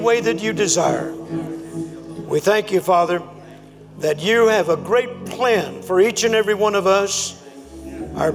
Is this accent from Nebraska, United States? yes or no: no; Louisiana, United States; also born or lived in Mississippi; I was born in Mississippi, but I grew up in Louisiana